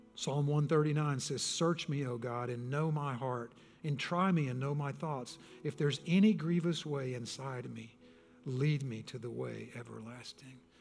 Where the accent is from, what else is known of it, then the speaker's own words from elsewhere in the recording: Texas, United States; I was born and raised in Texas